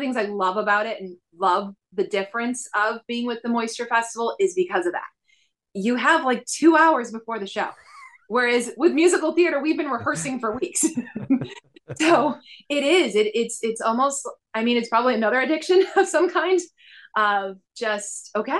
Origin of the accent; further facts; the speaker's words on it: Buffalo, New York, United States; Buffalo, New York.